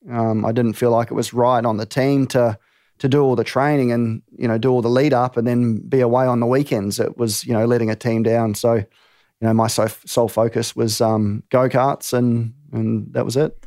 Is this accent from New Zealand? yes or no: yes; New Zealand; moved away as an adult; also born or lived in England; now in Australia; Born in England, raised in New Zealand, now reside in Australia